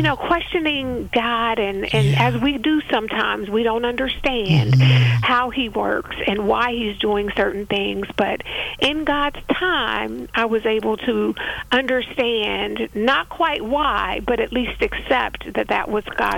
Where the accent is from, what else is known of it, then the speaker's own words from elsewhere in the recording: Youngstown, Ohio, United States; now in Kentucky, United States; I was born and raised in Youngstown, Ohio, and went to South High School, graduated in 1978